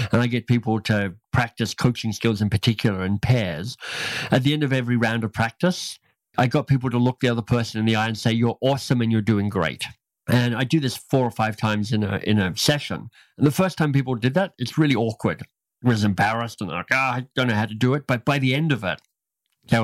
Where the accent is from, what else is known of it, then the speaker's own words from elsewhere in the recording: Australia; moved away as an adult; also born or lived in United States; I grew up in Australia